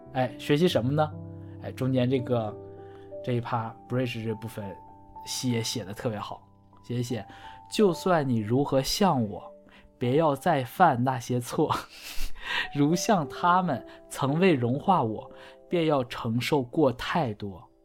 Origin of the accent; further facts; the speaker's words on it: Northeast China, China; 我们东北人，我们就不说秋裤